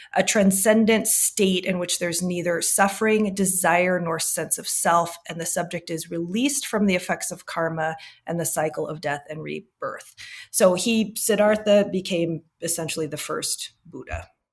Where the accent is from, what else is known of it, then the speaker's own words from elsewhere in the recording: United States; moved away as an adult; also born or lived in Arizona / Singapore / Switzerland; now in Salt Lake City, United States; I grew up in the Midwest and Arizona